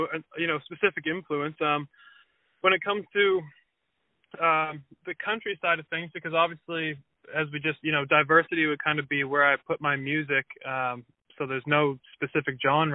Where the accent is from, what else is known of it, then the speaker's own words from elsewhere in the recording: Wolfville, Nova Scotia, Canada; also born or lived in Halifax, Nova Scotia; So I'm from Halifax, Nova Scotia. And really from Wolfville, Nova Scotia.